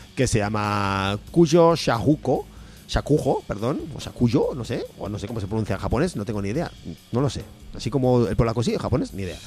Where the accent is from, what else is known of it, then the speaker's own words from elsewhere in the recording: Aragon, Spain; como persona de, realmente aragonesa